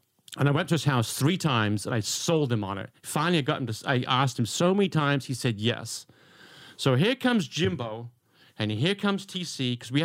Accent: England, United Kingdom; I'm Englishman.

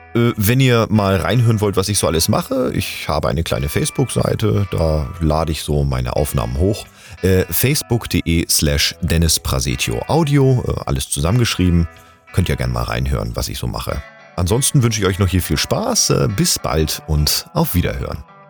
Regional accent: Hamburg, Germany; now in Bühl, Germany; ich bin 85er Jahrgang und gebürtiger Hamburger, lebe aber zurzeit im wunderschönen Bühl im Badener Land

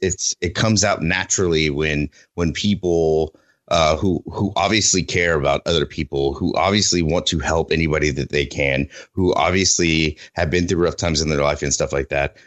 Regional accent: Oklahoma, United States; moved away; my home state of oklahoma

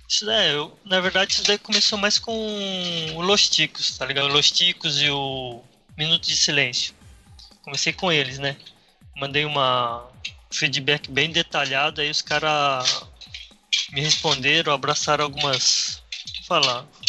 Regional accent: Paraná, Brazil; eu também sou do Paraná

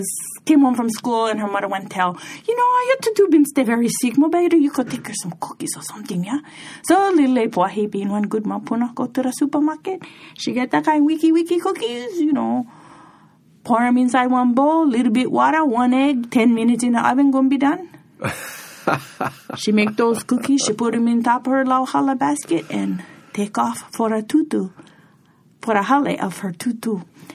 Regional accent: Hawaii, United States; born or raised there; moved away as an adult

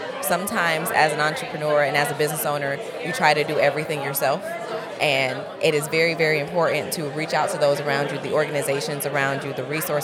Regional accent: Tallahassee, Florida, United States; I'm from Tallahassee, Florida.

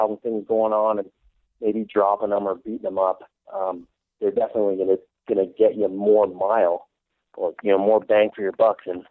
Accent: San Antonio, Texas, United States; I grew up in San Antonio, Texas

